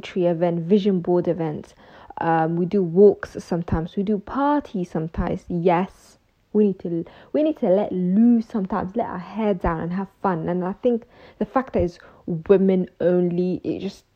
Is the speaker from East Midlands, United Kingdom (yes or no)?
no; London, United Kingdom; also born or lived in Mogadishu, Somalia / Ethiopia; we moved to the UK, where I went to school, college, university, and pretty much most of my life was in London. And that's why I always say I'm from London